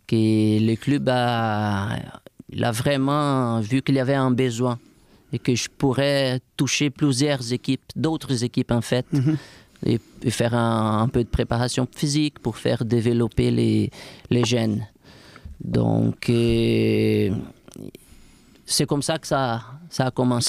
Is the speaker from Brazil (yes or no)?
yes; Brazil; French is a second language; moved away as an adult; now in Quebec City, Canada; Je viens d'une région du Brésil où il fait chaud tout le temps, tout au bord de la mer